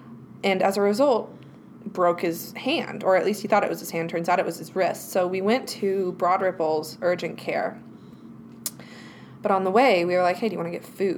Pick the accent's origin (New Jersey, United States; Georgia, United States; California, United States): Georgia, United States; Atlanta; moved away as an adult; I'm also from Atlanta, Georgia. And I don't have an accent.